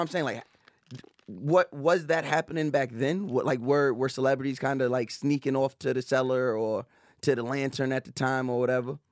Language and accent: English; Long Island, New York, United States; also born or lived in Brooklyn; I grew up on Long Island